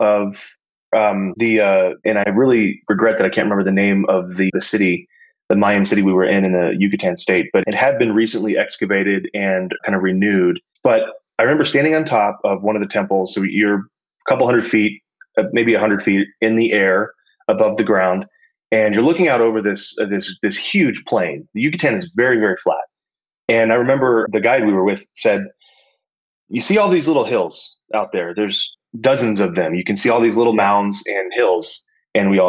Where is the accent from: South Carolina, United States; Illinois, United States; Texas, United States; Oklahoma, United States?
Texas, United States; growing up in Texas, I knew a lot about Texas history